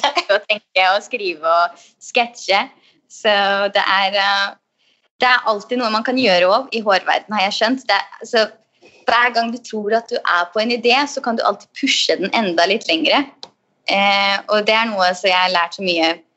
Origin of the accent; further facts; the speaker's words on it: Østfold, Norway; Jeg er jo fra Østfold